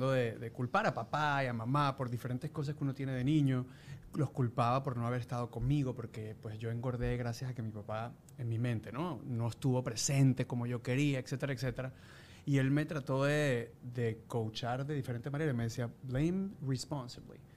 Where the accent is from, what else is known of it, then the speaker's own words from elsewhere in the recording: Venezuela; los venezolanos tenemos un como un humor bien bien particular